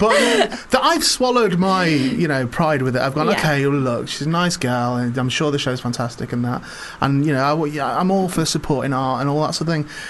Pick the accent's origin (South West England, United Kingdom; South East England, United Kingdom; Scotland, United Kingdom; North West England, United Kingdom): North West England, United Kingdom; St Helens; also born or lived in Warrington; I'm from St Helens.